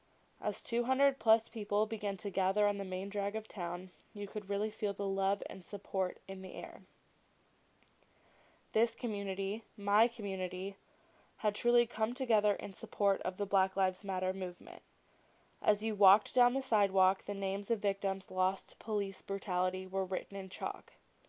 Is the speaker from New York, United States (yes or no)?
no; Yellow Springs, Ohio, United States; Yellow Springs, a small town about 30 minutes outside of Dayton. Yellow Springs is my hometown